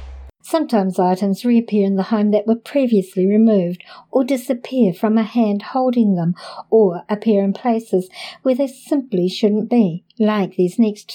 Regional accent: Canada; now in Los Angeles, United States; I want to note that I am from Canada and the oldest in my family, so this was a big transition for all of us.

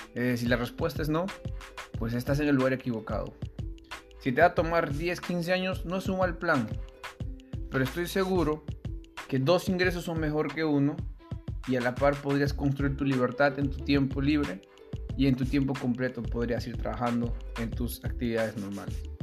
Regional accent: Peru; soy peruano

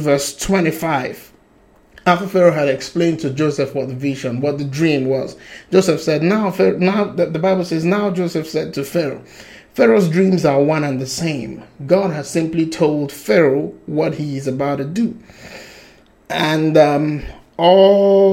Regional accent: Nigeria; I'm Nigerian

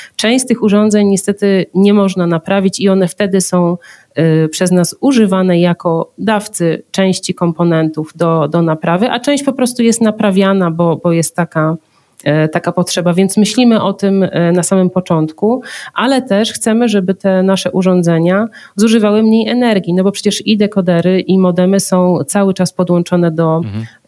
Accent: Zielona Góra, Lubusz Voivodeship, Poland; ja pochodzę z Zielonej Góry

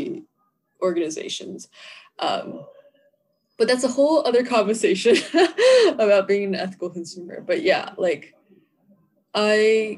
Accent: Georgia, United States; I'm from Georgia. I'm in Georgia.

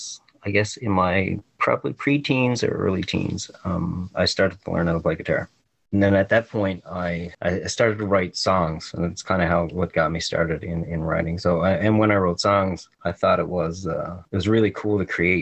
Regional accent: Gros Morne National Park, Newfoundland and Labrador, Canada; moved away; I grew up in Grossmoor National Park. So I grew up in like a really picturesque area

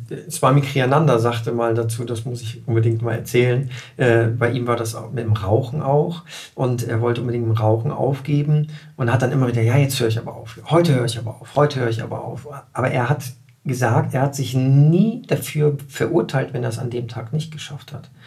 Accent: Germany; als Deutscher

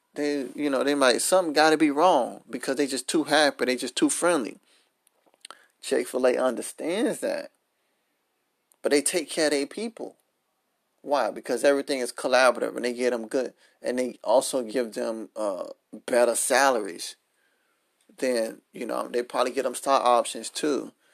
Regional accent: Miami, Florida, United States; Miami. Shout out to my hometown.

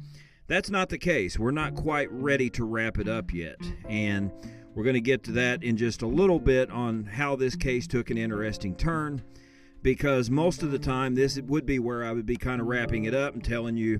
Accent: Illinois, United States; my home state of Illinois

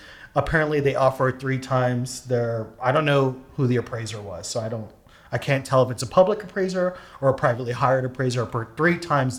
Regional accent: New York, United States; I'm from New York.

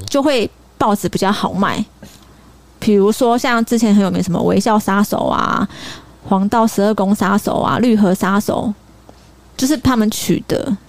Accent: Sanchong, New Taipei, Taiwan; 因为我从小是住在三重，在三重长大的

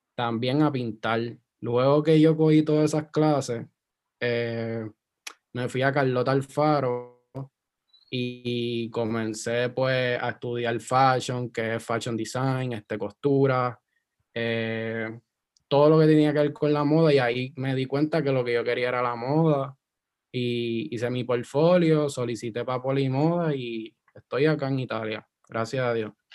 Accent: Guaynabo, Puerto Rico; moved away as an adult; also born or lived in Isla Verde, Puerto Rico; yo me crié en Guaynabo, yo soy Guaynabich

